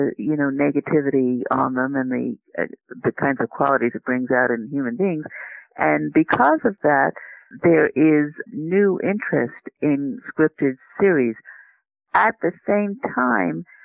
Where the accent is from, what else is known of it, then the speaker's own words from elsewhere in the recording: New York City, New York, United States; I grew up in New York City.